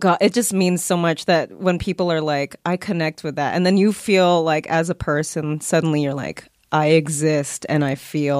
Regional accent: Vallejo, California, United States; also born or lived in San Francisco; now in Los Angeles, United States; I'm originally from the Bay Area. {S3} Yeah, yeah. {S4} Born in San Francisco, raised in Vallejo, California.

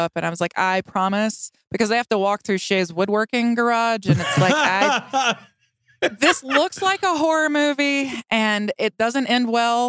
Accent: South Georgia, United States; now in Wyoming, United States; I grew up in South Georgia. And both my parents are deeply Southern Baptist.

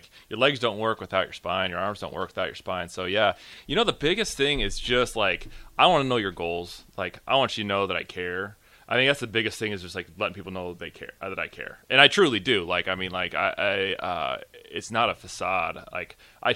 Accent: Gretna, Nebraska, United States; I grew up pretty much in Nebraska

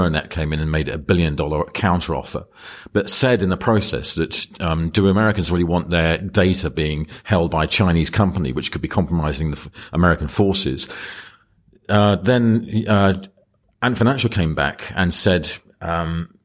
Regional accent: United Kingdom; I'm British.

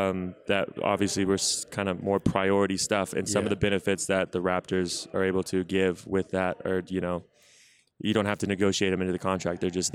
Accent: Austin, Texas, United States; Austin, Texas.

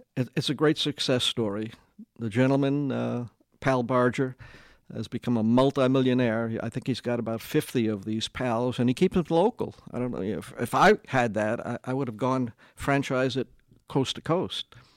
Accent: New York City, New York, United States; moved away as an adult; now in Kingsport, United States; I'm from Brooklyn

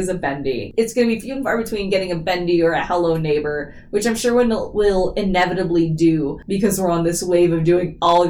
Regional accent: the Bay Area, California, United States; I grew up in the Bay

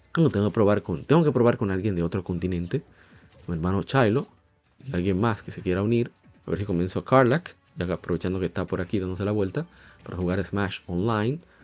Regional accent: Santo Domingo, Distrito Nacional, Dominican Republic; Soy de República Dominicana, Santo Domingo

